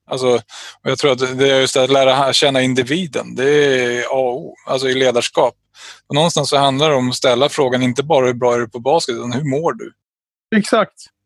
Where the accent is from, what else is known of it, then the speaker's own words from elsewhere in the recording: Täby, Stockholm County, Sweden; Jag tror att folk kanske tittar utifrån på mig som att jag är från Täby, bortskämd snorunge oftast